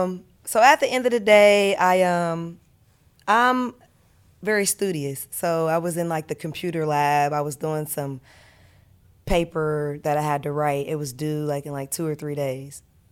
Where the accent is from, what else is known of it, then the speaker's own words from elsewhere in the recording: Columbus, Ohio, United States; We're from the same neighborhood, too. We're both from Columbus, Northside.